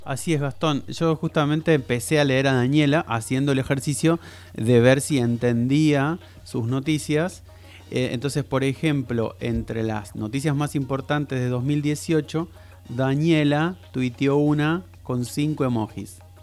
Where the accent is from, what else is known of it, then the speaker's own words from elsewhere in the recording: Argentina; nosotros lo pensamos como argentinos